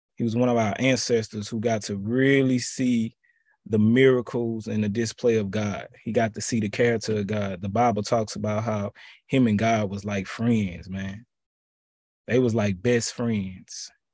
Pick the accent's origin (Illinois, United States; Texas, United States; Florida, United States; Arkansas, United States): Texas, United States; Houston; my hometown, H-Town